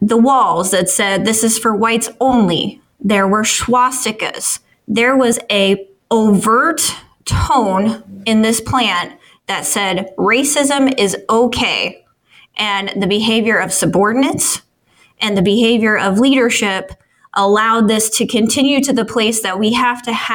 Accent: Indiana, United States; I grew up in Midwest Indiana, and I grew up in a GM town

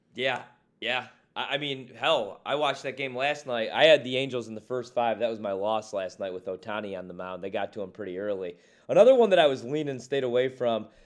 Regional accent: Midwest, United States; now in Washington D.C. area, United States; I'm from the Midwest

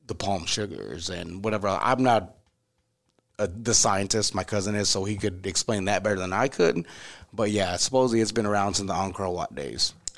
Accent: Siem Reap, Cambodia; moved away; I was born in Sri Ambria

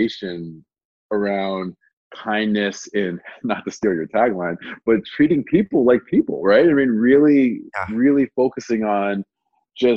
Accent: Amherst, Massachusetts, United States; I grew up in a small town in Western Massachusetts called Amherst, Massachusetts.

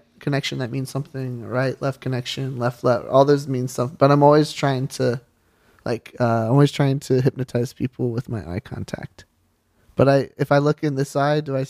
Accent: the South, United States; I grew up in the South.

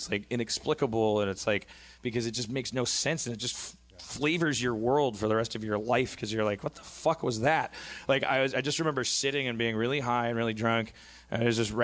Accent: Brown Deer, Wisconsin, United States; my hometown of Brown Deer, Wisconsin

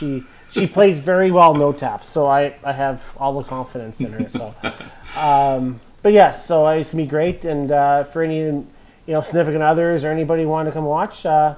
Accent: Alberta, Canada; we're from Alberta

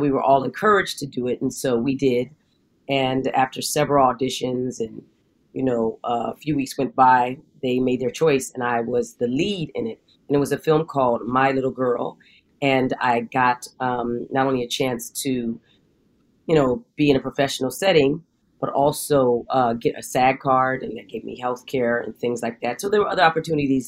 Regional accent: Arizona, United States; I was from Arizona

